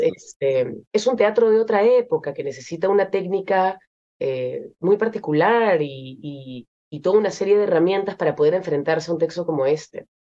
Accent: Peru; moved away as an adult; also born or lived in Lyon, France; yo soy peruana y he vivido toda mi vida en, en, me he criado en el Perú, pero me fui a Francia para estudiar

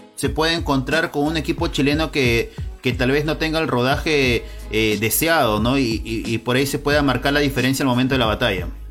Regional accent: Peru; como peruano

